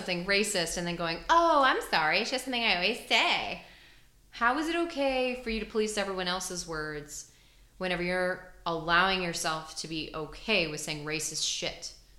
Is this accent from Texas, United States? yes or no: yes; Texas, United States; growing up in Texas, especially growing up around, you know, I grew up around very Republican right-wing family.